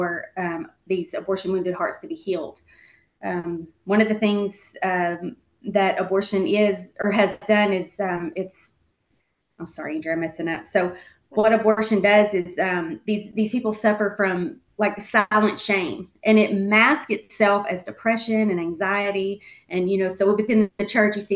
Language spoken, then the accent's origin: English; Central Arkansas, United States; I grew up right here in Central Arkansas and still live here, right here in Central Arkansas